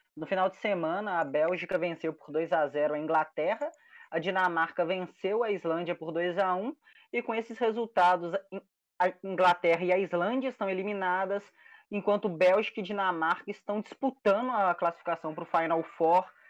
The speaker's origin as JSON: {"language": "Portuguese", "country": "Brazil", "said": "nós brasileiros"}